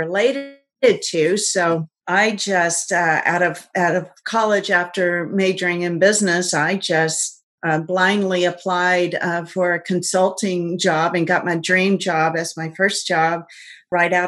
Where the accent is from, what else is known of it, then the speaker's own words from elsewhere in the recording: Atlanta, Georgia, United States; I'm from Atlanta, Georgia